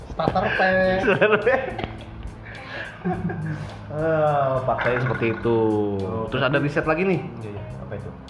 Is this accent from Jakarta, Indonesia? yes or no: no; Bandung, West Java, Indonesia; Taunya gue anak Bandung.